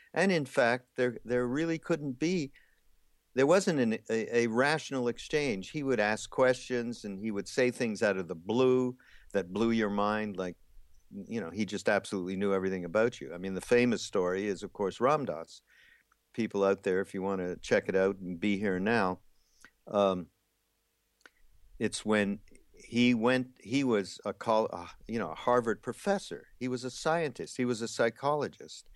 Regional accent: Montreal, Quebec, Canada; also born or lived in Los Angeles; now in South Carolina, United States; I'm actually from Montreal

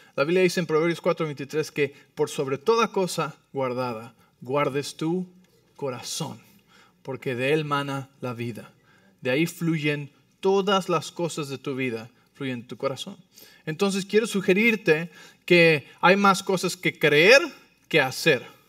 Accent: Mexico City, Mexico; como soy del DF, pues Así voy a hablar bien rápido

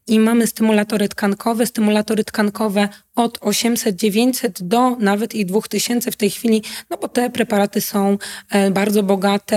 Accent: Poland; also born or lived in Łódź

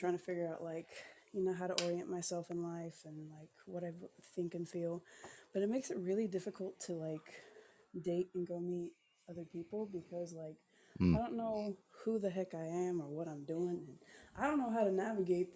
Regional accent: Seattle, Washington, United States; moved away as an adult; also born or lived in Philippines; now in Iowa, United States; Originally I'm from Seattle, Washington

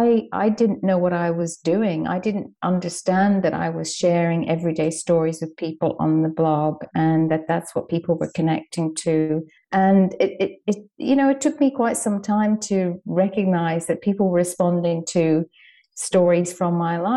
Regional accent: Dublin, Leinster, Ireland; because I guess I was raised in Ireland, in Dublin, the storytelling capital of the world, and stories are just how we communicate there.

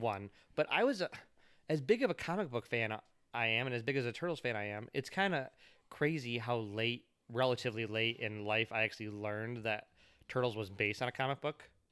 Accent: United States; as an American kid

